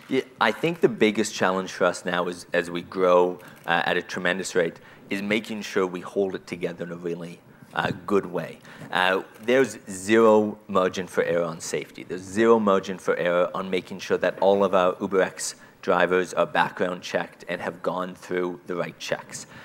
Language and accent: English; Canada; as a Canadian